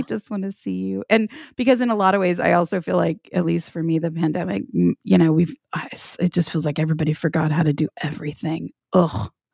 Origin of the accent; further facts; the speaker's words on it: the South, United States; I am from the South